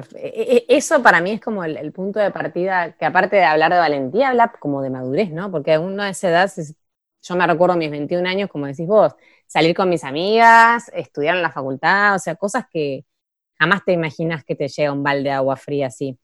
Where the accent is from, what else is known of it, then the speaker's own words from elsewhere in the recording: Bahía Blanca, Buenos Aires Province, Argentina; moved away as an adult; now in Ushuaia, Argentina; yo nací en Bahía, viví toda mi adolescencia, mi infancia, no sé qué, después terminé el colegio y yo me fui a estudiar a Buenos Aires